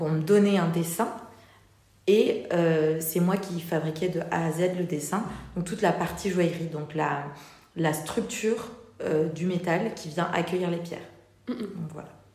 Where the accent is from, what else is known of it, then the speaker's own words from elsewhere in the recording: Toulouse, Occitania, France; moved away as an adult; also born or lived in Paris; je viens je viens de Toulouse à la base